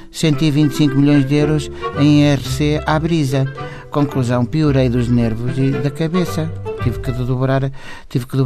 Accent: Cacém, Lisbon, Portugal; sou do Cacém.

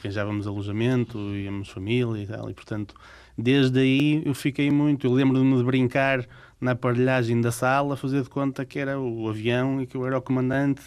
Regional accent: Portugal; Nós, portugueses, não temos muito esse hábito

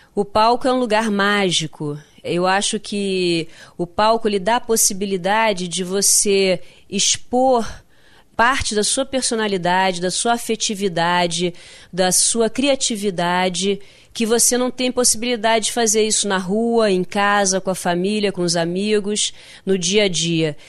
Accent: Rio de Janeiro, Brazil; accent: carioca; eu nasci no Rio de Janeiro, então eu tenho um jeito carioca, eu tenho uma fala carioca

